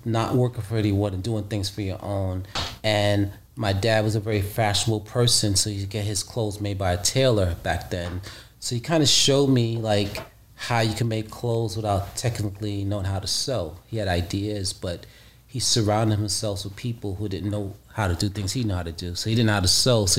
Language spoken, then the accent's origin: English; New York City, New York, United States; also born or lived in Costa Rica; I'm from the streets of Brooklyn, New York. I was born in Costa Rica.